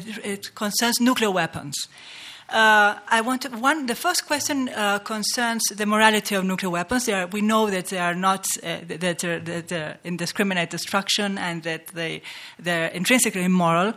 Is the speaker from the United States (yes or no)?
no; Argentina; I come from Argentina